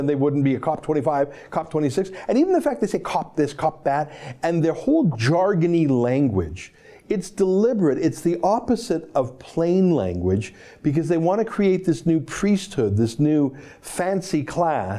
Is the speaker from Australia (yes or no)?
no; the West, Western Canada, Canada; now in Toronto, Canada; I was born in the West, and in many ways, my heart remains there